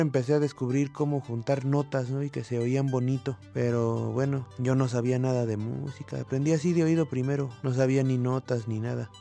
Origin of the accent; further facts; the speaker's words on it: Mexico City, Mexico; Nací en el Distrito Federal en el año de 1988